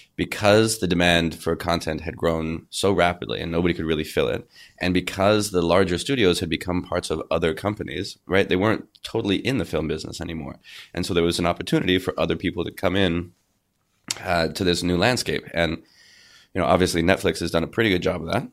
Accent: Canada; a Canadian actor

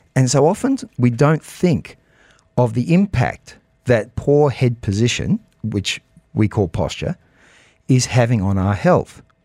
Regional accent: Australia; also born or lived in United States; now in United Arab Emirates; I'm Australian, but I was educated in America

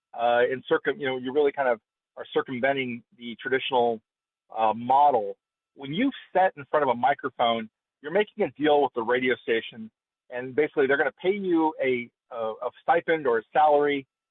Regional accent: Fresno, California, United States; my hometown of Fresno

